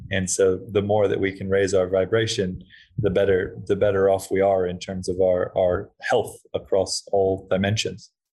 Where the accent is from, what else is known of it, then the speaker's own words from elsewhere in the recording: Hawaii, United States; I was um growing up in Hawaii